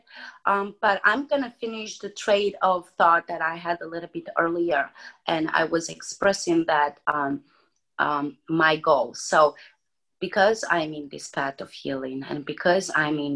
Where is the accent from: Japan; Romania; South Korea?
Romania; English is a second language; moved away as an adult; now in United States; I was born in Romania, born and raised, moved in the United States when I was 23 years old